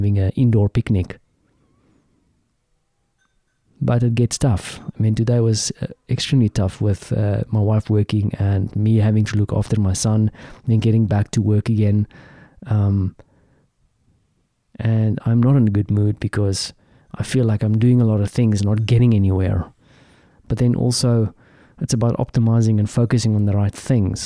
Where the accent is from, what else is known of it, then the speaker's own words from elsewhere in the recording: South Africa; as a South African